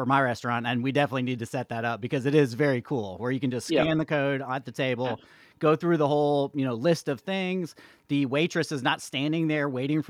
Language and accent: English; Brookwood area, Georgia, United States; I grew up around the Brookwood area